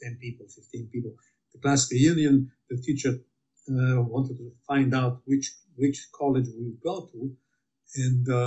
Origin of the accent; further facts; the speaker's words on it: Milan, Lombardy, Italy; moved away; I was born in Milan, Italy, in the center of the war, in the bombing in Milan